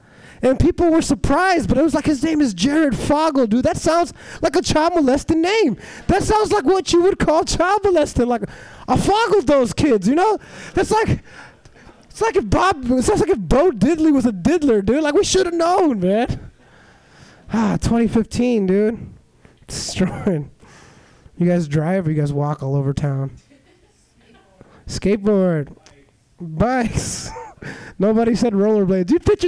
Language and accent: English; Illinois, United States